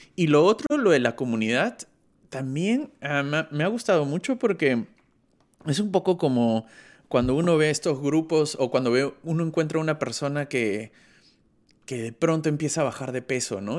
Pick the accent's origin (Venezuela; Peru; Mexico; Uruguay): Peru; now in Germany; soy del Perú, pero vivo en Alemania